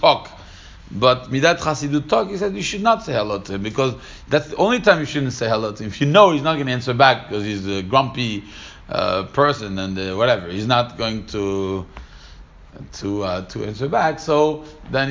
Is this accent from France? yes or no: yes; Paris, Île-de-France, France; when I was growing up in Paris